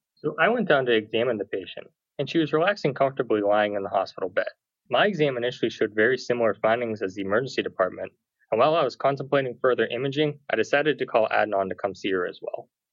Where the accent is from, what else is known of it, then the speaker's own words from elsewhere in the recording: Pittsburgh, Pennsylvania, United States; I'm a native Pittsburgher